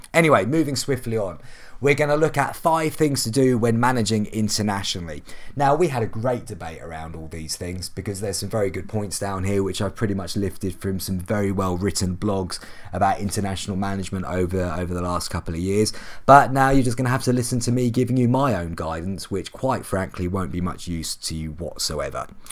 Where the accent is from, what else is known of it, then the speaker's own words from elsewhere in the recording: England, United Kingdom; being English